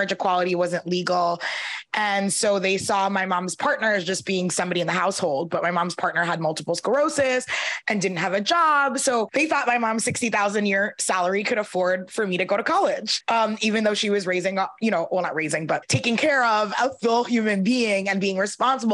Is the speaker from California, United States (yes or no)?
no; New York City, New York, United States; I grew up in Brooklyn, New York, and my dad is an immigrant from Belize. My mom's family is from Puerto Rico